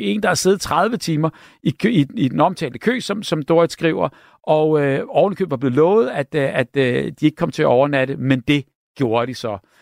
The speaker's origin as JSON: {"language": "Danish", "country": "Denmark", "said": "som danskere"}